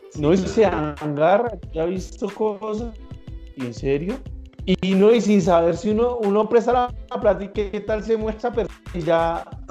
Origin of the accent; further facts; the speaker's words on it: Colombia; nosotros, como buenos colombianos